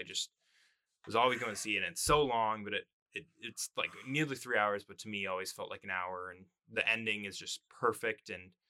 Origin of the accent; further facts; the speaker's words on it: near Boston, Massachusetts, United States; we're from Massachusetts as well. We're from near Boston